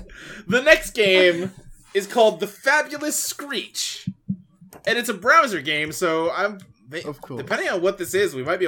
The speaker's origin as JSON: {"language": "English", "region": "Ohio", "country": "United States", "tie": "born there", "also_born_or_lived": "Kentucky / Texas", "said": "I mean, I was born in Ohio."}